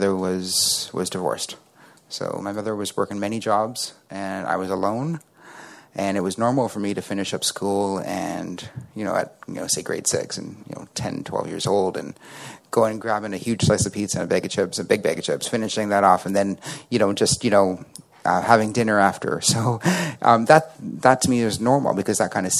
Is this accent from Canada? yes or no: yes; Toronto, Ontario, Canada; I'm from Toronto, Canada